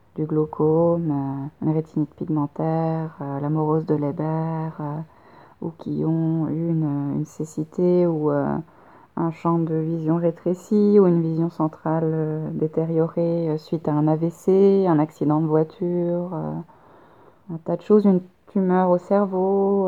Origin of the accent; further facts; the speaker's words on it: France; moved away as an adult; also born or lived in Poitiers, France; now in Montreal, Canada